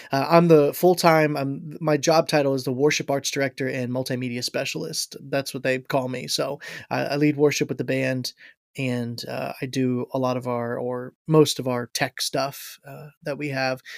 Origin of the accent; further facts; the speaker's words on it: Ashville, Ohio, United States; also born or lived in Florida / Michigan; now in Logan, United States; I'm from Asheville, Ohio is where I had grown up, uh, for the most part. I grew up in Florida a little bit and then in, uh, Asheville, Ohio